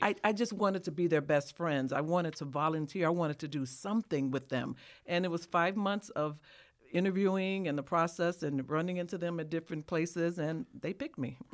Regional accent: Chicago, Illinois, United States; a black person born and raised in Chicago

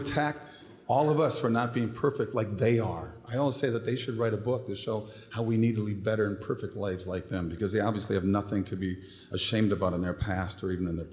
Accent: Minnesota, United States; moved away as an adult; now in Florida, United States; I was born and raised in Minnesota, still a Viking fan.

